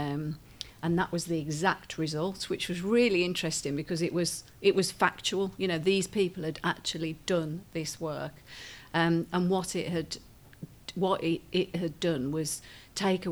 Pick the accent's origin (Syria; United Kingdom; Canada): United Kingdom; Birmingham, West Midlands; I'm from Birmingham. I'm from the automotive industry.